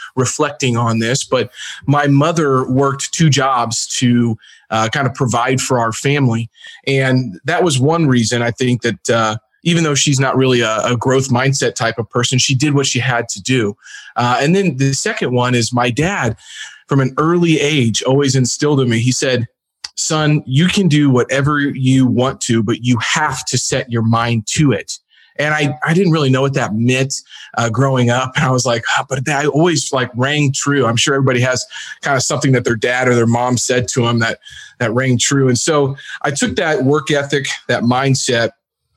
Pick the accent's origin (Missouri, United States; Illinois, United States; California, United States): Missouri, United States; Jefferson City; I grew up in Jefferson City, Missouri